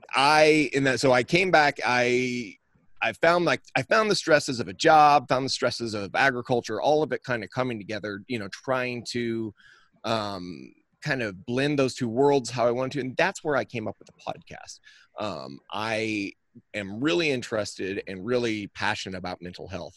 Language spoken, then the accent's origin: English; the Northern Ozarks, South Central Missouri, United States; I am from South Central Missouri, the Ozark. I'm from the Northern Ozarks